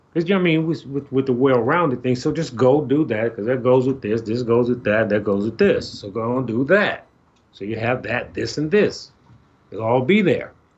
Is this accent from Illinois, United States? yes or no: yes; Chicago, Illinois, United States; I'm from Chicago